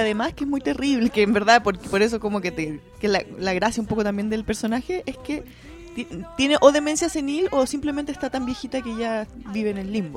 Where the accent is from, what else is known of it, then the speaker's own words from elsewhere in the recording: Chile; nosotros como chilenos nos sentimos tan poco latinos